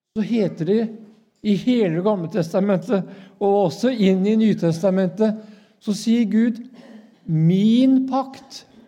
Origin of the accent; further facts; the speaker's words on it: Norway; jeg er jo nordmann